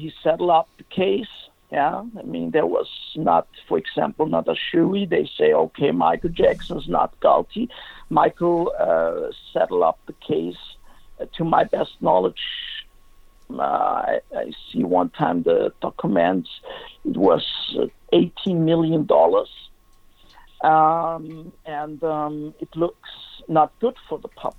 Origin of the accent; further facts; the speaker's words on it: Germany; English is a second language; I was from Germany